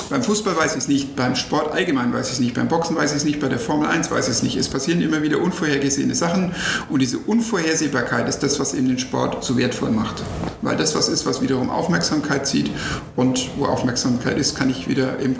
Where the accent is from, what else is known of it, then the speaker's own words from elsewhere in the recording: Nuremberg, Bavaria, Germany; Und natürlich, jetzt als Nürnberger ärgert man sich und sagt, naja, wenn wir diese Millionen von Red Bull hätten, dann könnte vielleicht auch der erste FC Nürnberg oder RB Nürnberg jetzt in der ersten Liga spielen.